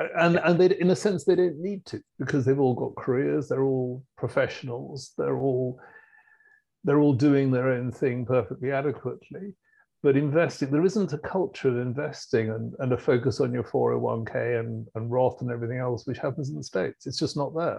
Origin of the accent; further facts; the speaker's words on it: United Kingdom; as a Brit